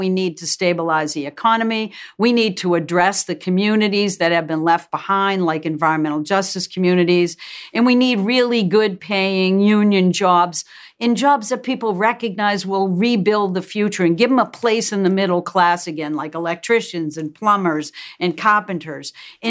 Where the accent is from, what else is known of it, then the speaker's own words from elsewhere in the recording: Massachusetts, United States; We're both from Massachusetts.